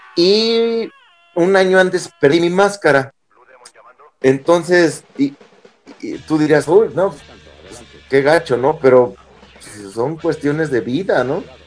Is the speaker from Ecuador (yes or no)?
no; Casas Grandes, Chihuahua, Mexico; Yo soy de Casas Nuevo, Casas Grandes, Chihuahua